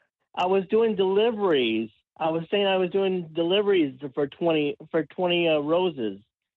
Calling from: Florida, United States; I'm calling from Florida.

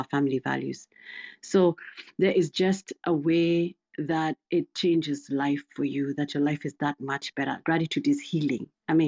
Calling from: Missouri, United States; Sure, I'm doing good. I'm joining from Missouri.

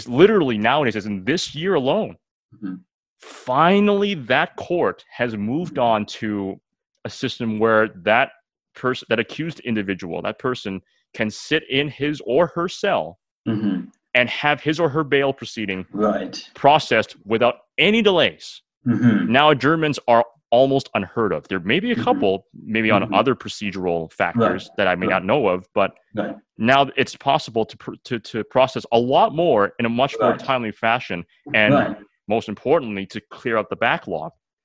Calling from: Mississauga, Ontario, Canada; despite the fact that I'm recording this from Mississauga

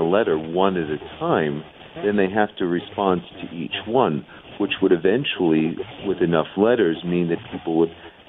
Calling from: New Mexico, United States; I'm coming from New Mexico, northern New Mexico, house.

